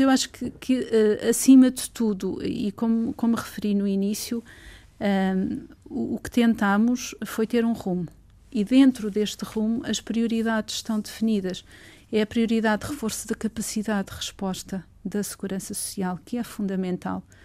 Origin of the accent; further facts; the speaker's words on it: Torres Vedras, Lisbon, Portugal; also born or lived in Sobral de Monte Agraço; Torres Vedras é a cidade onde nasci